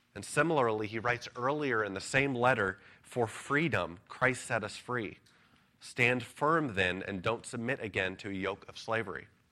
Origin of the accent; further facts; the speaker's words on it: United States; as American citizens